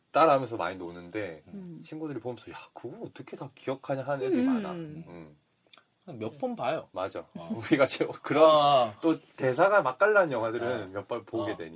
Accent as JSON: {"language": "Korean", "region": "Gyeongsang", "country": "South Korea", "said": "우리 또 경상도 출신이라"}